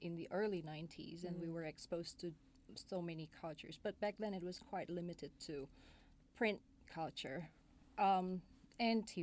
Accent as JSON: {"language": "English", "country": "Indonesia", "tie": "born or raised there", "said": "Growing up in Indonesia, in the late 80s, early 90s, that was kind of weird"}